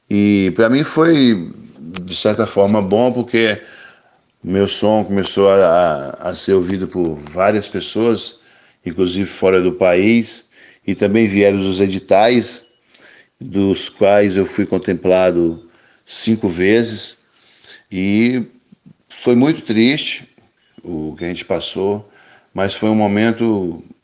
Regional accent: Pinheiros, Espírito Santo, Brazil; moved away as an adult; now in Rio de Janeiro, Brazil; lá no Espírito Santo, a minha cidade natal, que é Pinheiros. E eu vi que ele não dava pé mais para mim. Aí eu resolvi meter o pé para o Rio de Janeiro. E já fazem 20 anos que eu moro aqui no Rio.

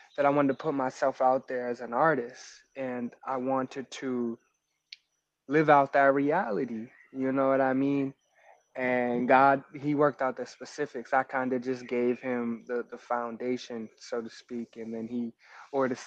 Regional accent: Montgomery County, Maryland, United States; also born or lived in New York / Virginia; But the DMV raised me. I grew up in Montgomery County.

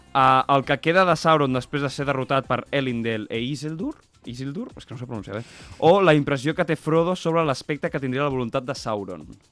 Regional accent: Molins de Rei, Catalonia, Spain; nosaltres venim de Molins

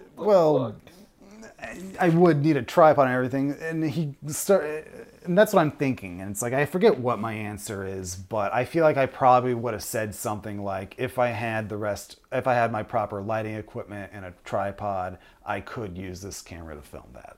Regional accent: Westfield, New York, United States; now in Chicago, United States; I'm originally from Westfield, New York, before I came out here to Chicago.

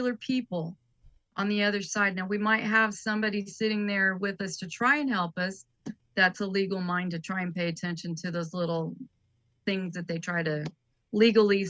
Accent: Kokomo, Indiana, United States; I lived in Kokomo. I'm from Kokomo, Indiana.

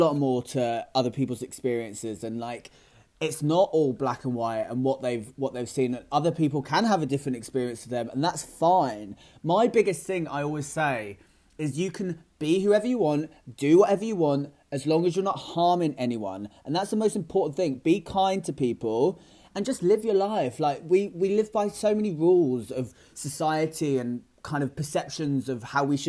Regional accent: Great Yarmouth, East of England, United Kingdom; moved away as an adult; now in London, United Kingdom; I'm actually from a small town outside of Norwich called Great Yarmouth

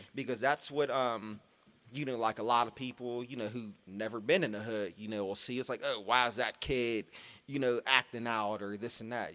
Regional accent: Pittsburgh, Pennsylvania, United States; I grew up in Garfield

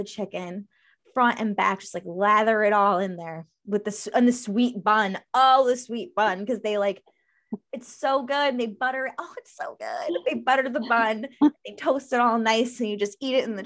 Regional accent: Greece, New York, United States; I grew up in Greece.

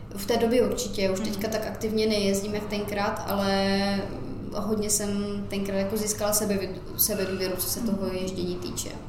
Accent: Czechia; now in Ireland; když jsem odjížděla z Česka

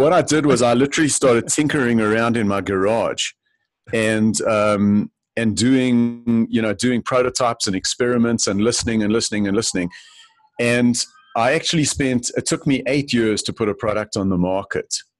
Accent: Johannesburg, Gauteng, South Africa; moved away as an adult; I grew up in Johannesburg, South Africa

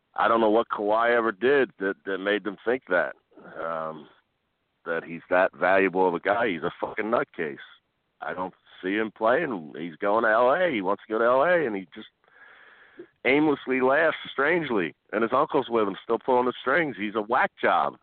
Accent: Philadelphia, Pennsylvania, United States; as a Philadelphian

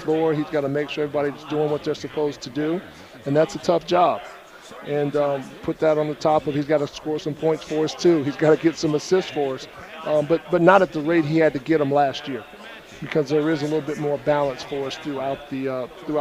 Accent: Greensboro, North Carolina, United States; I grew up in Greensboro.

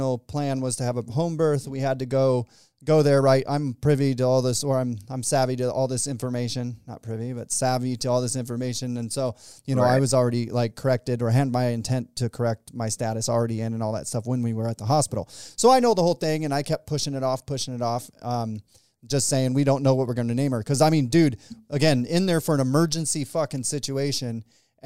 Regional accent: Arizona, United States; I was born in Arizona, so I'm an Arizonian

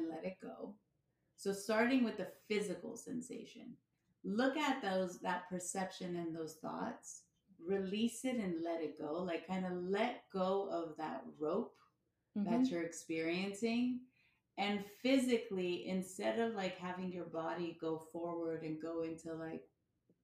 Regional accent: United States; I was born in America

